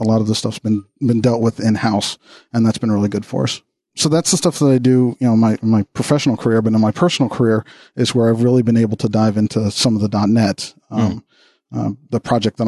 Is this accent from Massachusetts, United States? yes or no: no; Texas, United States; I'm from Texas